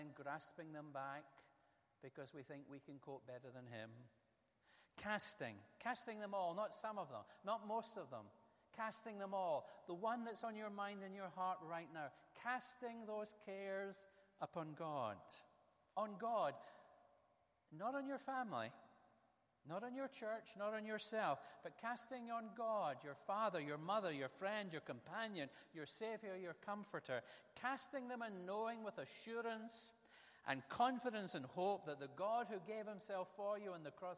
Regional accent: Ayrshire, Scotland, United Kingdom; the area where I was born in Ayrshire. When I was a lad, I used to play the same golf courses he would have played

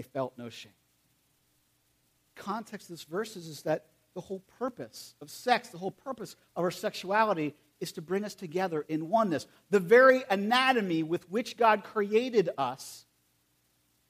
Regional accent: United States; I'm from Perry County

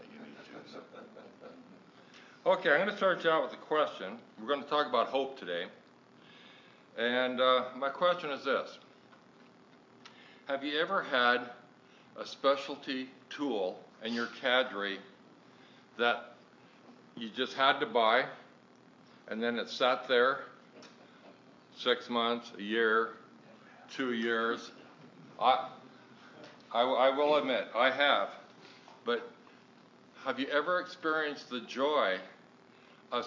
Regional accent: Deadwood, South Dakota, United States; I am from here in the hills, born in Deadwood

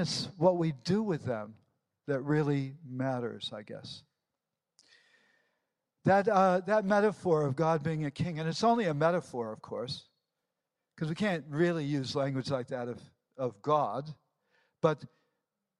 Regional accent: United States; moved away; also born or lived in England; I'm American by birth

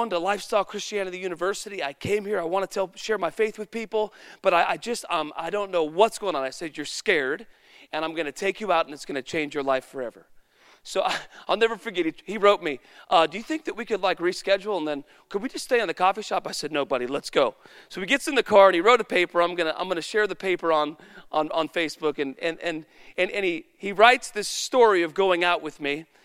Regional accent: Woodland, United States; Because I'm from Woodland and I should have a story about that too.

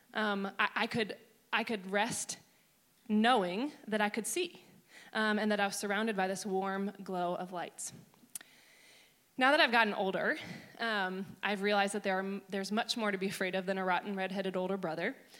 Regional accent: Maryland, United States; I grew up in Maryland

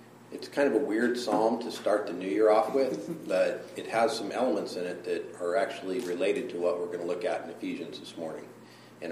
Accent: Colorado, United States; moved away; growing up in Colorado

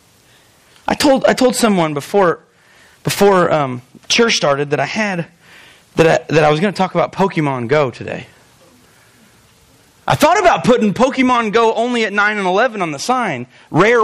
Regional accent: Albion, United States; I am from Albion.

